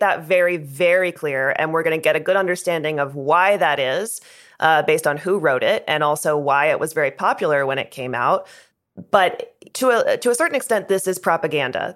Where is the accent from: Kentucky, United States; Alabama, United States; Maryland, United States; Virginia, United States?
Virginia, United States; Richmond; I grew up in Richmond, Virginia. I grew up in the South.